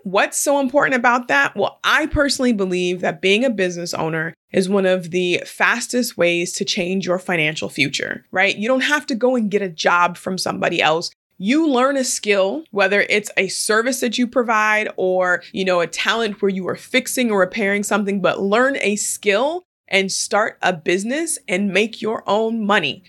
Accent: Portland, Oregon, United States; moved away as an adult; now in California, United States; there are just a handful of Black people that are born and raised in Portland, Oregon, and I am one of them.

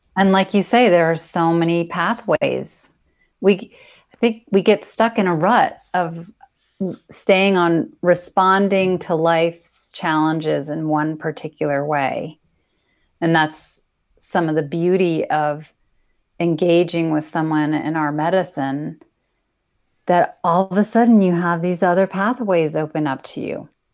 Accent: United States; being an American

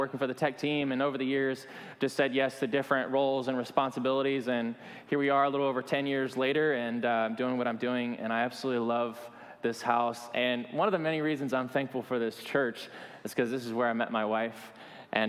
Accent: Alabama, United States; moved away; I was born in the South in Alabama

